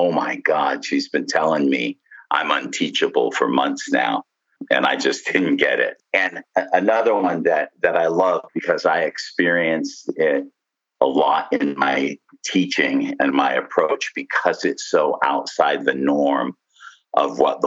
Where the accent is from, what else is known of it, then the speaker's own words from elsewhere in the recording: Southern California, United States; I grew up in Southern California